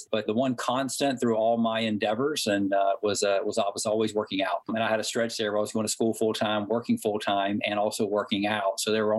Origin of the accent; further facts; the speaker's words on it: Hickory, North Carolina, United States; accent: Southern; moved away; I grew up in Hickory, North Carolina. Proud of my hometown.